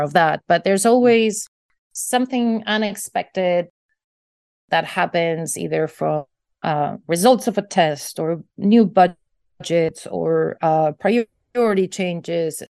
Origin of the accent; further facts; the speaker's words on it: Basque Country, Spain; I grew up in the Basque Country in northern Spain